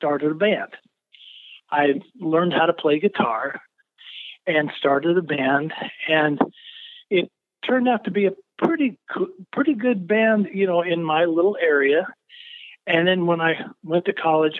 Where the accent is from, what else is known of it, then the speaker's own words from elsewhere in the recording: Mount Pulaski, Illinois, United States; I grew up in a little town called Mount Pulaski, Illinois